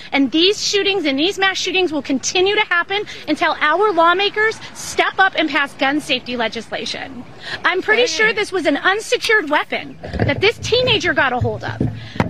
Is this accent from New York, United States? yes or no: no; Highland Park, Illinois, United States; I'm from Highland Park.